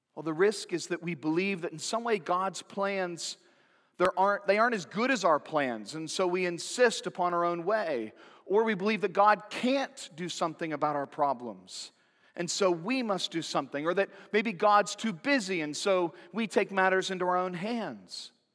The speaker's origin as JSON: {"language": "English", "town": "Santa Cruz", "region": "California", "country": "United States", "tie": "born or raised there", "said": "growing up in Santa Cruz, California."}